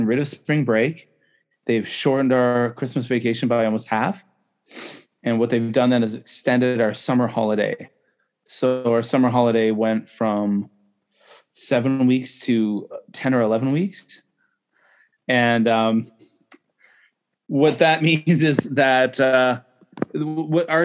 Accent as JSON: {"language": "English", "country": "Canada", "moved": "yes", "lives_now": "Shenzhen, China", "said": "I'm Canadian"}